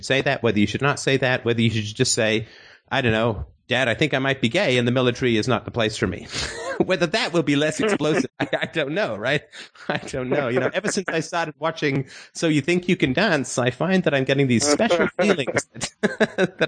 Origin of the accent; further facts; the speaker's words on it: England, United Kingdom; I grew up in England